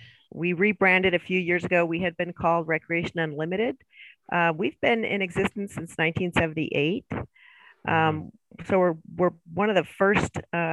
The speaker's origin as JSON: {"language": "English", "region": "Illinois", "country": "United States", "tie": "born or raised there", "also_born_or_lived": "California", "moved": "yes", "lives_now": "Boise, United States", "said": "I grew up in Illinois. There's no skiing in Illinois. It's flat."}